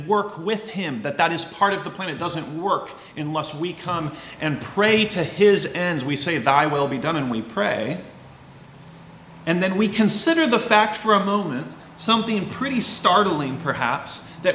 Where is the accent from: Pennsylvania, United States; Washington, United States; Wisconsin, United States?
Washington, United States; Walla Walla; I grew up in Walla Walla, Southeast Washington